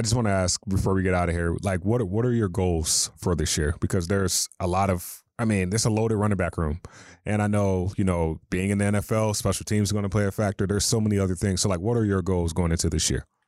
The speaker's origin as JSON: {"language": "English", "region": "North Carolina", "country": "United States", "moved": "yes", "said": "I'm from North Carolina"}